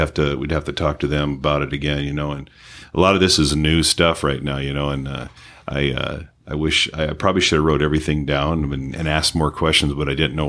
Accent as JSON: {"language": "English", "town": "Detroit", "region": "Michigan", "country": "United States", "tie": "born or raised there", "moved": "yes", "lives_now": "San Diego, United States", "said": "I was born in Detroit"}